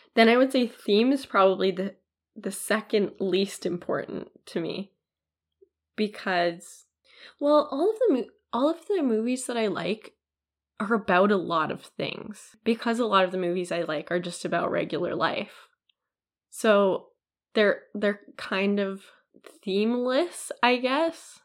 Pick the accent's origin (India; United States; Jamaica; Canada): Canada; as a Canadian